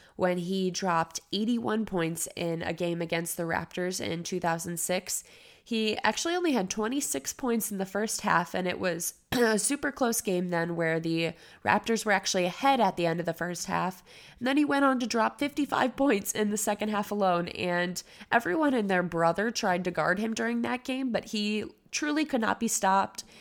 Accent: Cleveland, Ohio, United States; I was born and raised in Cleveland

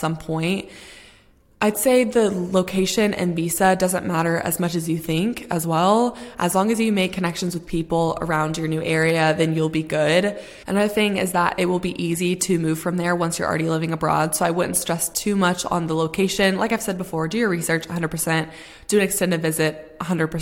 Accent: Texas, United States; moved away as an adult; now in London, United Kingdom; home in Texas

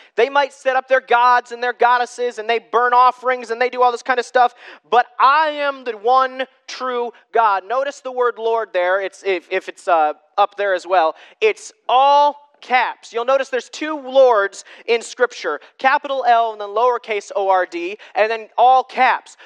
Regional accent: United States; I'm American

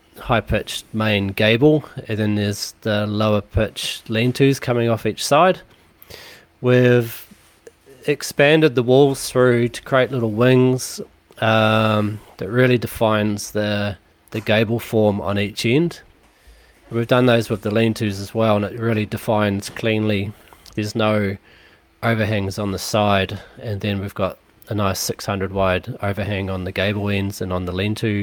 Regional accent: New Plymouth, Taranaki, New Zealand; now in Auckland, New Zealand; I'm originally from Taranaki, New Plymouth

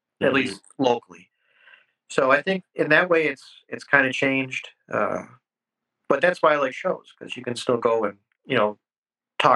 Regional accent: La Grange, Illinois, United States; also born or lived in Downers Grove, Illinois; I grew up in LaGrange, Illinois, which is western suburbs of Chicago

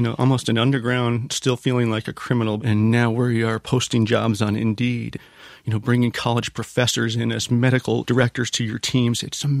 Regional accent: Canada; moved away; I'm a Canadian.

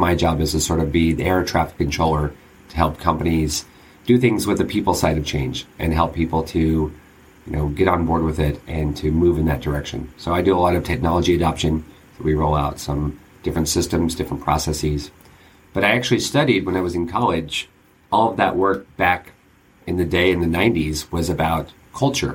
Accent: San Diego, California, United States; I grew up in San Diego

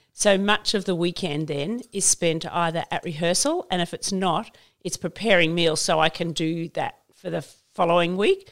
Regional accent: Queensland, Australia; I grew up in Queensland, so we had stumps

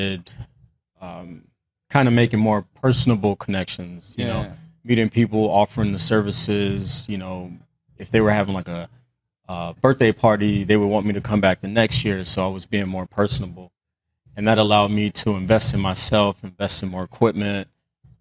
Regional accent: Phoenix, Arizona, United States; I am from Phoenix, Arizona

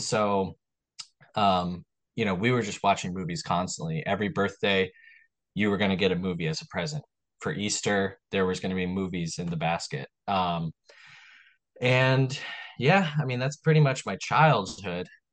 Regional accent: Long Island, New York, United States; I was born on Long Island in New York

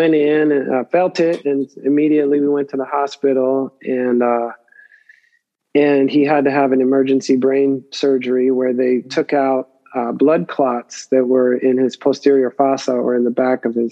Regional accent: Pittsburgh, Pennsylvania, United States; also born or lived in Benicia, California / San Diego, California; now in Oakland, United States; I come from Pittsburgh, Pennsylvania. So the Bay was new to me in 85

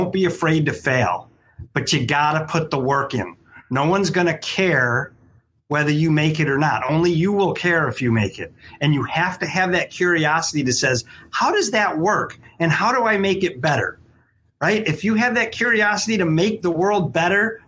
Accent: Syracuse, New York, United States; now in Michigan, United States; I grew up in Syracuse, New York, so I'm used to snow

